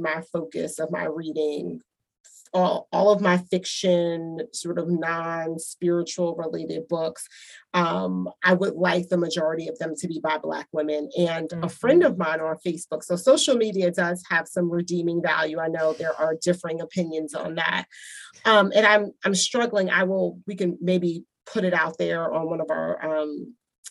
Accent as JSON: {"language": "English", "region": "New Jersey", "country": "United States", "tie": "born or raised there", "said": "growing up in New Jersey"}